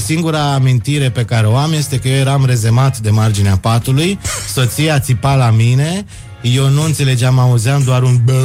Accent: Bucharest, Romania; Eu sunt din București

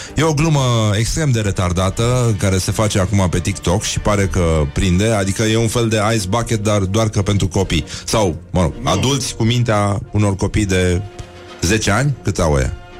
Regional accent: Romania; noi, noi ca și români

